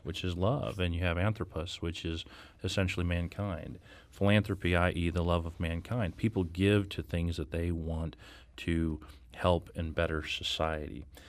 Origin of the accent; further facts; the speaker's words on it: Blue Springs, Missouri, United States; moved away as an adult; also born or lived in St. Louis, Missouri; I graduated from Blue Springs High School